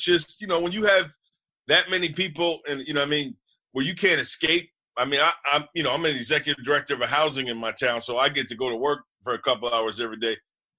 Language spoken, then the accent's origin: English; Harrison, New Jersey, United States; thank God I'm in Harrison, my hometown.